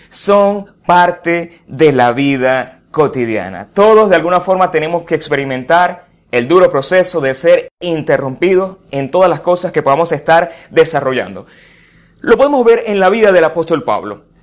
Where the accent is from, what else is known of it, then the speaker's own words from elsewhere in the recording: Venezuela; una cantidad de situaciones que como venezolanos vivimos a diario y nos caracterizamos de alguna forma